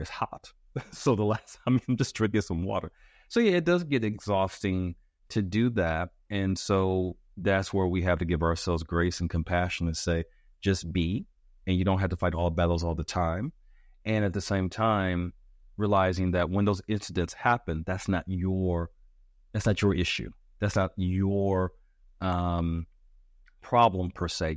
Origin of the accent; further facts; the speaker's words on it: United States; as an American